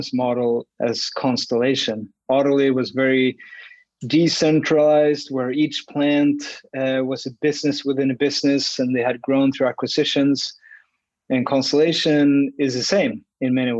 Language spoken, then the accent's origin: English; Sweden; moved away as an adult; also born or lived in Australia / Oakville, Ontario; now in Canada; I grew up in Sweden